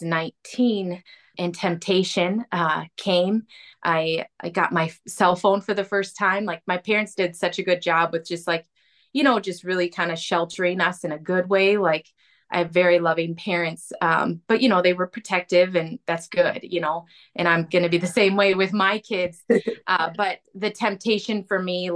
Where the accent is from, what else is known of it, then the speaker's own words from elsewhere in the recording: Arden Hills, Minnesota, United States; also born or lived in Duluth, Minnesota; So I was raised in Arden Hills. I went to the Moundsview Public Schools, kind of raised right in the cities.